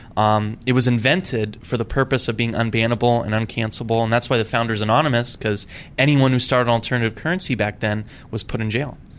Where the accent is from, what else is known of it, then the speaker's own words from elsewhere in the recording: Idaho, United States; I grew up in Idaho